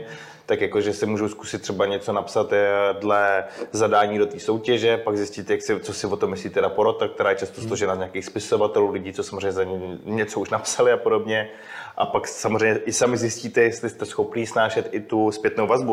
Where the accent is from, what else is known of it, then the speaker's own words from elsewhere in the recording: Czechia; jsme se narodili v České republice